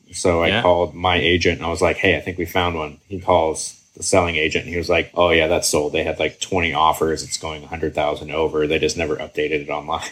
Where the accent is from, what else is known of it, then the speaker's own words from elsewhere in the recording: Seattle, Washington, United States; also born or lived in Kenmore, Washington; I am local greater Seattle. Grew up until I was 12 in Kenmore.